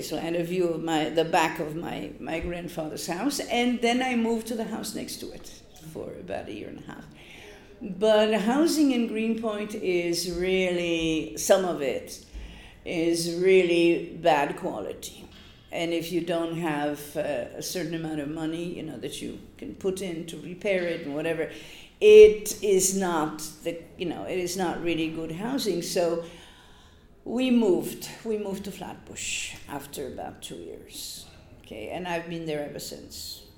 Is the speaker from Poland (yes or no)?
yes; Gdynia, Pomeranian Voivodeship, Poland; first language Polish; English is a second language; moved away as an adult; also born or lived in Sri Lanka; now in New York, United States; I'm from the North, I'm from the Baltic Sea. Okay, so I'm from Gdynia